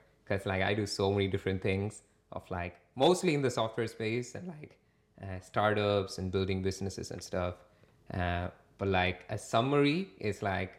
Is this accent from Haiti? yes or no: no; Dublin, Leinster, Ireland; moved away; also born or lived in India; so we moved to Ireland when it was like a lot of Indian people coming into Ireland, like 2005 kind of time. So most of our community and friends were the chu